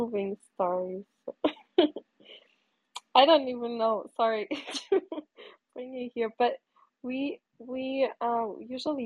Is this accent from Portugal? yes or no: yes; Portugal; moved away as an adult; also born or lived in New York City / North Carolina / Cape Cod; now in United States; I'm from Portugal